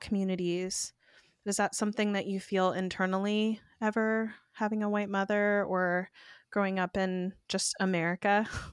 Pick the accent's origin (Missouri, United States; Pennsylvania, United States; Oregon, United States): Oregon, United States; also born or lived in East Coast / Eugene; growing up in Oregon